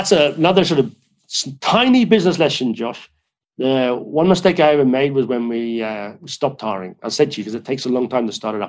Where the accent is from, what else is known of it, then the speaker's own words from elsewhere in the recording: Ireland; But look, you know, I come from Ireland. I live in the British Isles.